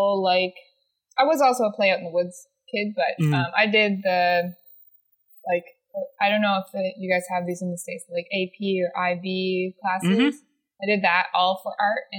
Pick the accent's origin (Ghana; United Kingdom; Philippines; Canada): Canada; Hampton, New Brunswick; I'm from a small town in eastern Canada called Hampton. It's like just above Maine.